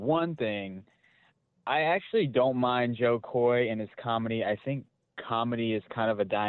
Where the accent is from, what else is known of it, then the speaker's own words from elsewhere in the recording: Philippines; And I'm a Filipino.